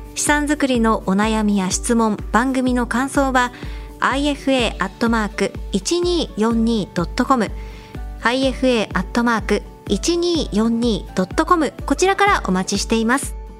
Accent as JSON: {"language": "Japanese", "town": "Sendai", "region": "Miyagi", "country": "Japan", "tie": "born or raised there", "moved": "yes", "said": "私は実家は仙台なんですが"}